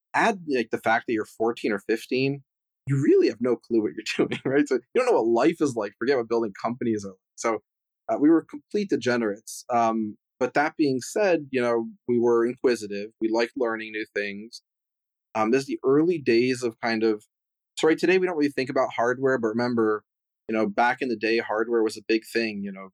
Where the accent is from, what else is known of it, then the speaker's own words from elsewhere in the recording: Providence, Rhode Island, United States; But yeah, I'm originally from Providence, Rhode Island, even though I didn't spend a lot of time there.